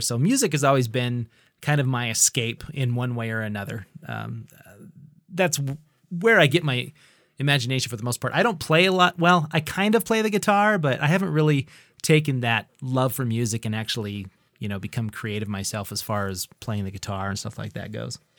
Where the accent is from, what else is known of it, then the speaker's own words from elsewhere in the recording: Idaho Falls, Idaho, United States; also born or lived in Bozeman, Montana; I am an Idahoan, and I've lived pretty much my entire life here in the, the grand city of Idaho Falls